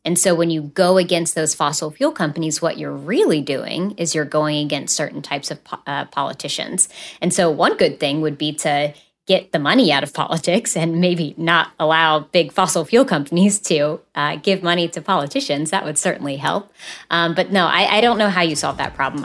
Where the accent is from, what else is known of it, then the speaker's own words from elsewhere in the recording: West Virginia, United States; I'm from West Virginia. And so being from coal country